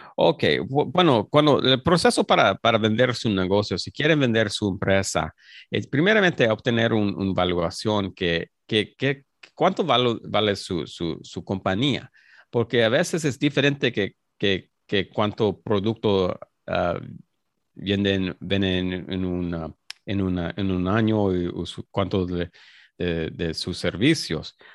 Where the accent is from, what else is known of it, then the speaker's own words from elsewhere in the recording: Los Angeles, California, United States; soy mexicano, soy, soy mexicano, nací en, Los Ángeles, pero, mis padres son, son mexicanos